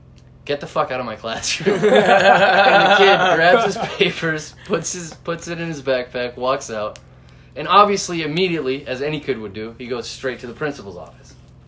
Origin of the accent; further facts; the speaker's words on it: Boston, Massachusetts, United States; So I'm from Boston, right? I don't have the accent, but all of my teachers had the accent.